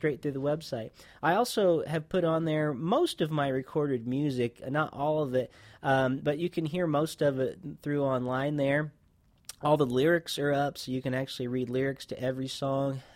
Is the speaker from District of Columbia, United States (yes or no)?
no; Indiana, United States; Growing up in Indiana